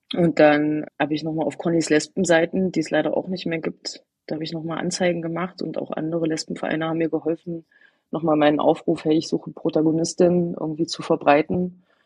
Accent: Eichsfeld, Thuringia, Germany; moved away as an adult; diese katholische Gegend, wo ich aufgewachsen bin, das Eichsfeld ist ein relativ großer Landkreis

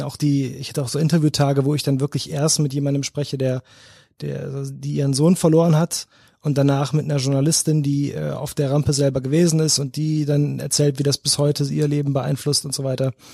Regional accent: North Rhine-Westphalia, Germany; moved away as an adult; now in Cologne, Germany; ich bin groß geworden am Niederrhein, so 20 Minuten von Duisburg.

